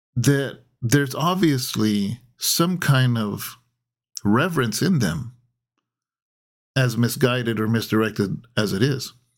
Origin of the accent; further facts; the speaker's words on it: California, United States; being a Californian